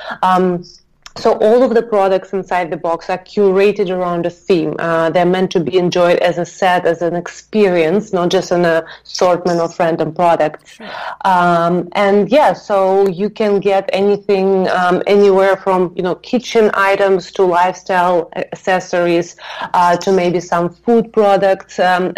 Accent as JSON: {"language": "English", "region": "Moscow", "country": "Russia", "moved": "yes", "said": "I'm originally from Moscow, Russia"}